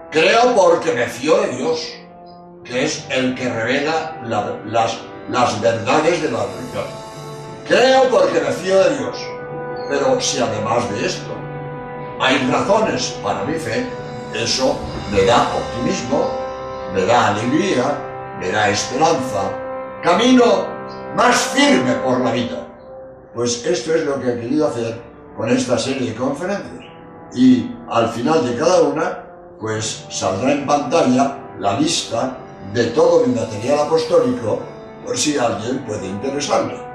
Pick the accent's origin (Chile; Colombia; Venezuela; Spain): Spain; soy jesuita español